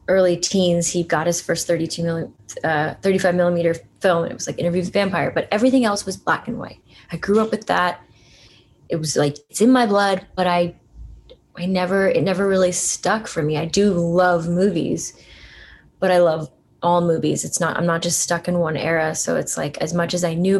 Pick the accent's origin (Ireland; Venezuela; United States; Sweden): United States; Allentown, Pennsylvania; I grew up in Allentown